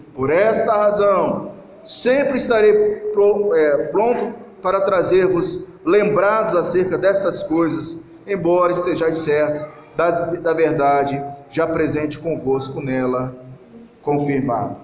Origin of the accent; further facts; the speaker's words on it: Petrópolis, Rio de Janeiro, Brazil; moved away; also born or lived in Lago Azul; Lá na minha cidade mesmo, lá em Petrópolis